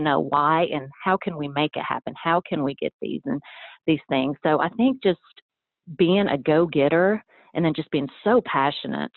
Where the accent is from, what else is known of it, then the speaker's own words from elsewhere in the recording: Athens, Tennessee, United States; also born or lived in Iran; I'm originally from the Middle East, and we came to the United States when I was a young kid, so I was about 3 years old, and we moved to a small town of Athens, Tennessee